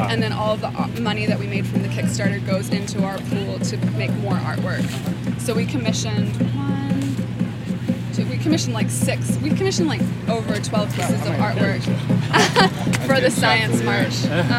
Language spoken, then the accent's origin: English; New Zealand; accent: New Zealand; now in Brooklyn, United States; I know, it goes, like, the American accent so strong. It just, like, took my New Zealand accent smothered it.